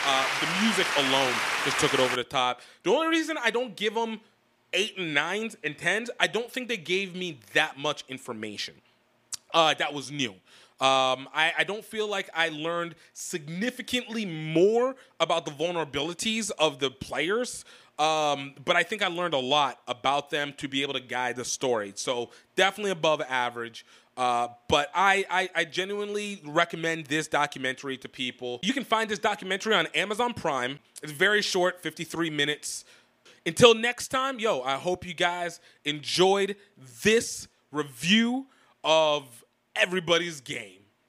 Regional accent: United States; as an American black person

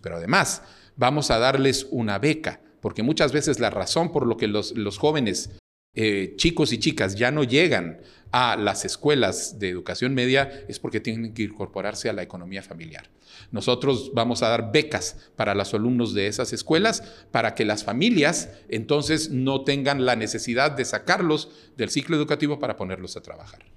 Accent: Guatemala; also born or lived in Uruguay / Jerusalem, Israel / Netherlands; soy un guatemalteco de 64 años. Nací en Uruguay durante el exilio de mis padres. Eh, estudié en Guatemala el bachillerato

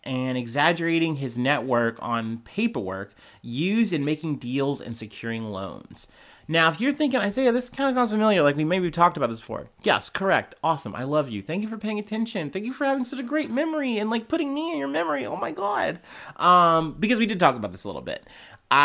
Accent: New York, United States; We're from New York. Let's go to New York.

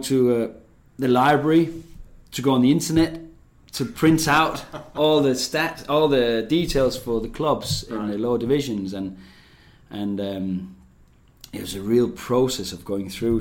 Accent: Denmark; moved away; also born or lived in England; I grew up on a farm in the rural area of Denmark

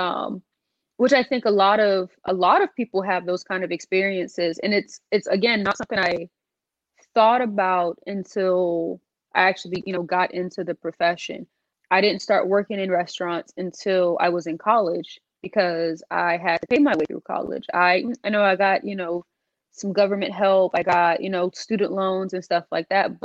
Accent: North Charleston, South Carolina, United States; I'm from North Charleston, South Carolina

